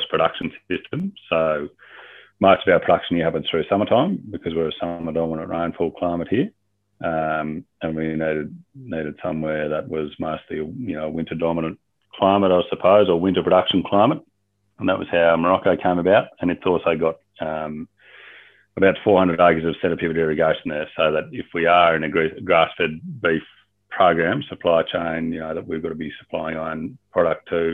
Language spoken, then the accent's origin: English; Albury, New South Wales, Australia; moved away; also born or lived in Upper Murray / Northern Territory / Canada; I grew up down in Albury, southern New South Wales, on a little hobby farm